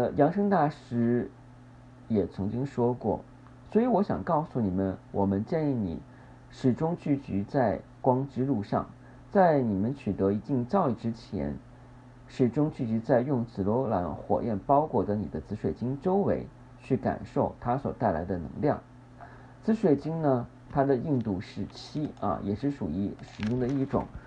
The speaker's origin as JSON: {"language": "Chinese", "country": "China", "said": "我们中国人"}